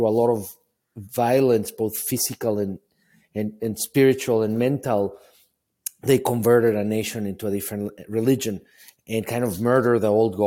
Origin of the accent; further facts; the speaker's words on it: Mexico City, Mexico; moved away as an adult; now in United States; I grew up in Mexico City, not with a lot of money